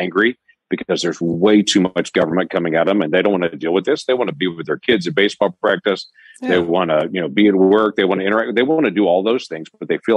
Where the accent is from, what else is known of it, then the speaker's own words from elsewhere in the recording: United States; We're Americans.